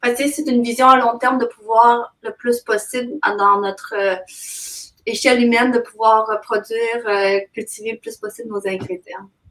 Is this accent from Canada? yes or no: yes; Quebec, Canada; also born or lived in China / Montreal, Canada; je suis d'origine chinoise, mais j'ai été adoptée par des parents québécois euh, vers l'âge de 5 ans